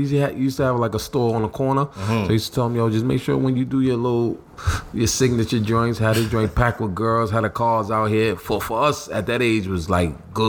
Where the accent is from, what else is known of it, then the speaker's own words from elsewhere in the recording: New York City, New York, United States; also born or lived in Harlem, New York City; I grew up in the Bronx. Then my childhood in the Bronx, and then I was on 180th and Hughes Avenue. Mm-hmm. And then I moved by like 13, 14 to Harlem